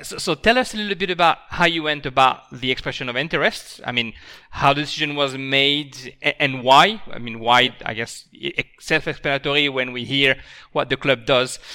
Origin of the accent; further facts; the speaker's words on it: France; now in Australia; as a French person